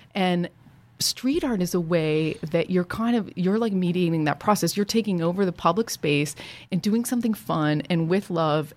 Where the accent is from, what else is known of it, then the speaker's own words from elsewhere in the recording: Ohio, United States; I grew up in Ohio